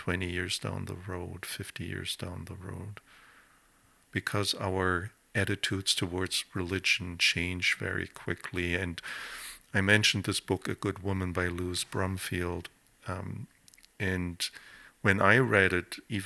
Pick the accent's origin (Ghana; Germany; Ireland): Germany; moved away; When I grew up in Germany